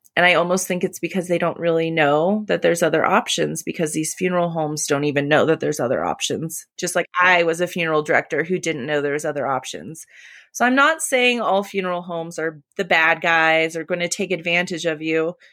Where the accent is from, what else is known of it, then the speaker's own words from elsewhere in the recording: California, United States; moved away as an adult; also born or lived in Colorado; now in Colorado Springs, United States; my hometown of California